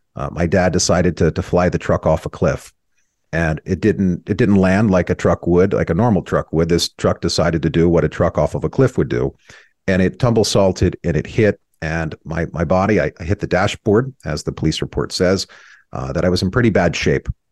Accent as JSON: {"language": "English", "town": "Rainbow", "region": "California", "country": "United States", "tie": "born or raised there", "said": "first memories I had were in this dilapidated house in a town called Rainbow, California, uh, just outside of a, a town called Temecula"}